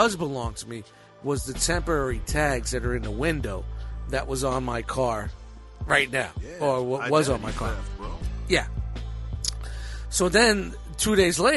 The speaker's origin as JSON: {"language": "English", "town": "Brooklyn", "region": "New York", "country": "United States", "said": "I'm from Brooklyn"}